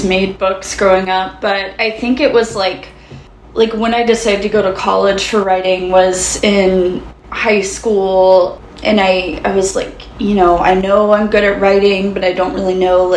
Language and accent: English; Jackson, Mississippi, United States; moved away as an adult; now in Nashville, United States; I'm originally from Mississippi. My family is all kind of from the coast. I grew up in Jackson, the capital.